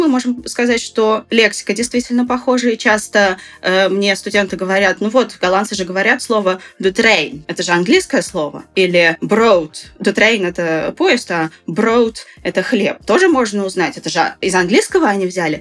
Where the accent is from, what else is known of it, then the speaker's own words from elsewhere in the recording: Saint Petersburg, Russia; я сама из Питера